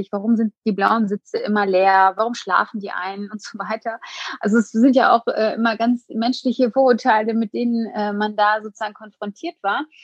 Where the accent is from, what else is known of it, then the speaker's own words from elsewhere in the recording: Hagen, North Rhine-Westphalia, Germany; Ja, also in meiner Heimatstadt Hagen gibt es sehr viele unterschiedliche, auch soziale und ähm, ähm, ja, wirtschaftliche Probleme.